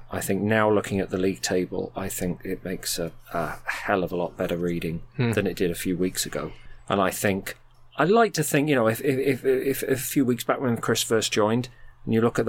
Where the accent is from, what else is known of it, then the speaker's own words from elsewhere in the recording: Sussex, South East England, United Kingdom; now in South Wales, United Kingdom; I live in South Wales. I grew up in Sussex.